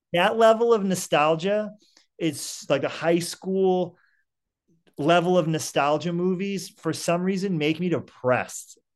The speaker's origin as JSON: {"language": "English", "town": "Saugus", "region": "Massachusetts", "country": "United States", "tie": "born or raised there", "also_born_or_lived": "Salem, Massachusetts", "said": "I'm from Saugus"}